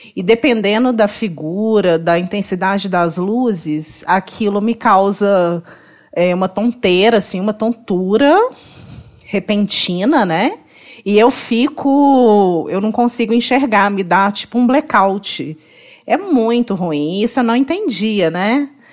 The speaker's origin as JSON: {"language": "Portuguese", "town": "Belo Horizonte", "region": "Minas Gerais", "country": "Brazil", "tie": "born or raised there", "said": "sou mineira, sou de BH, nascida e criada em BH, né? E moro em BH"}